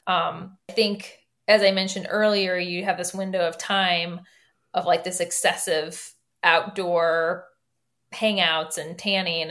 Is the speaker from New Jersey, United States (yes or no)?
no; Michigan, United States; moved away as an adult; now in Chicago, United States; I'm from Michigan